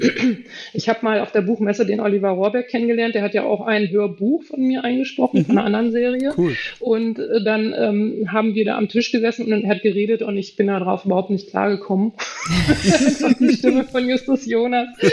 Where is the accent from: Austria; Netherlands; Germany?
Germany; bei uns in Deutschland